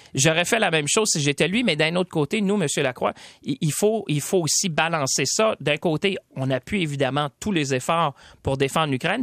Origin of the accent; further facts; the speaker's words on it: Shawinigan, Quebec, Canada; je viens de, des régions de Shawinigan.